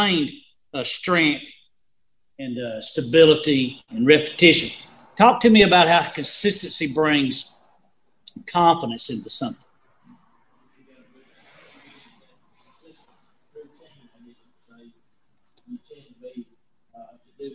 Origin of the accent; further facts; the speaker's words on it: Valley Grove, United States; I grew up in Valley Grove